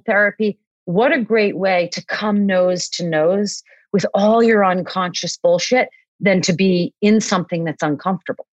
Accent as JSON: {"language": "English", "town": "Boston", "region": "Massachusetts", "country": "United States", "tie": "born or raised there", "also_born_or_lived": "Hawaii", "said": "I grew up in Boston where I live now, but I lived for 10 years in Hawaii"}